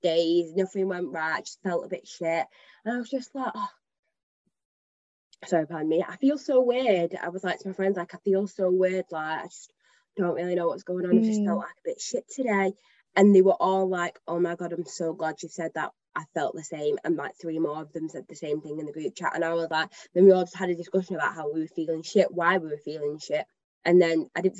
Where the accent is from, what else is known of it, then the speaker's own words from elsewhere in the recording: Manchester, North West England, United Kingdom; I'm from Manchester, like I've grown up here